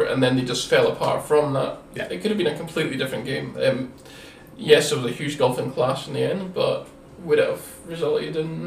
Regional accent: Edinburgh, Scotland, United Kingdom; accent: Scottish; also born or lived in Inverness / Aviemore; now in Canada; I'm from Edinburgh

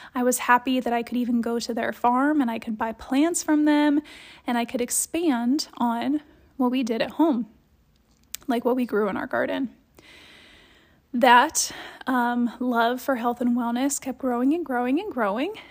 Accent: Columbus, Ohio, United States; moved away; I grew up in Columbus, Ohio

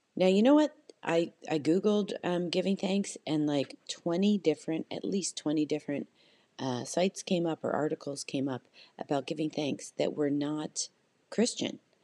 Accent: Canada; I'm Canadian and, you know, in Canada, it's just not as uh, a, a big of a holiday

